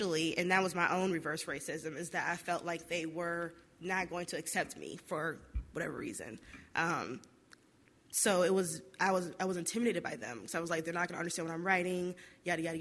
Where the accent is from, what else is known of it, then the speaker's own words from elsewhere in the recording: Detroit, Michigan, United States; I'm from Detroit